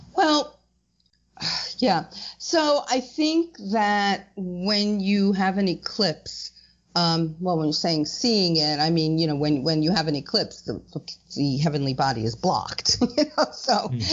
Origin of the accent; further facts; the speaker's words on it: United States; I'm American